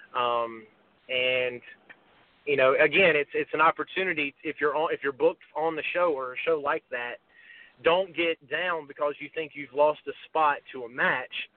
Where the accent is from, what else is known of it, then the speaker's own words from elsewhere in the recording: Gastonia, North Carolina, United States; it's my hometown